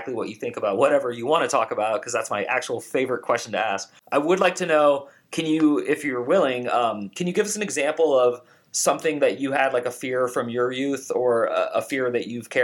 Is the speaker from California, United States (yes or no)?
yes; Bay Area, California, United States; I'm from the Bay Area of California, the hippie side of it